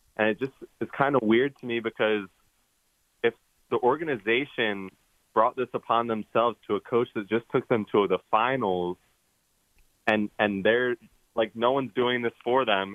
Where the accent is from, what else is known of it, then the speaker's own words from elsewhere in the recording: Maryland, United States; I'm from Maryland and I'm a Ravens fan